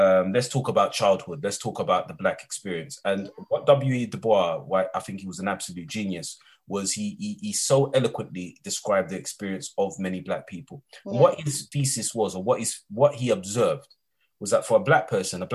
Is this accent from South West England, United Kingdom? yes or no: no; London, United Kingdom; When I was 14 years of age, and I'm from East London